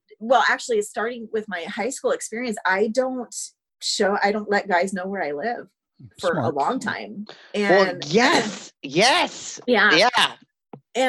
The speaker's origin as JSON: {"language": "English", "region": "Indiana", "country": "United States", "tie": "born or raised there", "also_born_or_lived": "Kentucky", "said": "I'm from the Midwest"}